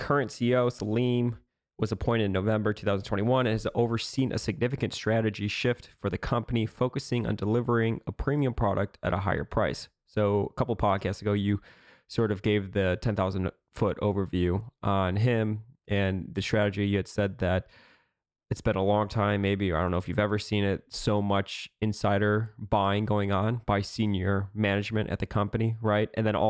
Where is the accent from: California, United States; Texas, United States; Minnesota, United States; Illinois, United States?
Illinois, United States; That's the one that I went to growing up in Illinois.